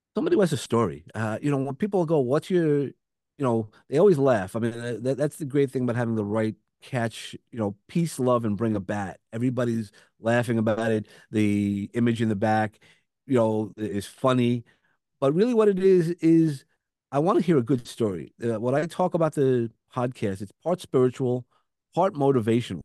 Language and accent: English; New York City, New York, United States; accent: Brooklyn; I have a Brooklyn accent